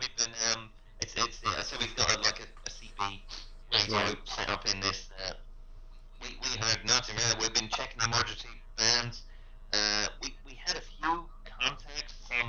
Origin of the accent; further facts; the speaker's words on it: United States; Because I'm an American.